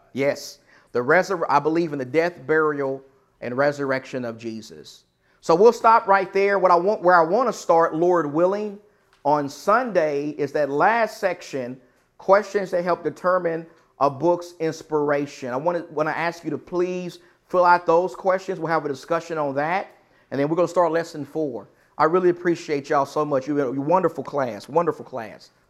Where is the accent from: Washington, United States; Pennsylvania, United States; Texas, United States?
Texas, United States; I'm from Texas.